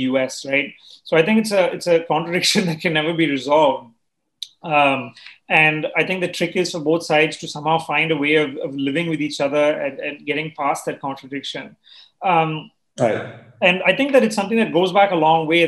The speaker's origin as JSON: {"language": "English", "country": "India", "also_born_or_lived": "China", "said": "as an Indian"}